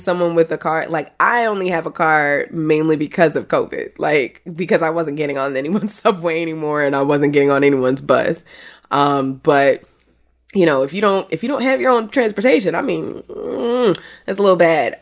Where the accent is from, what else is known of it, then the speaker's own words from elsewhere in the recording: New York City, New York, United States; as a New Yorker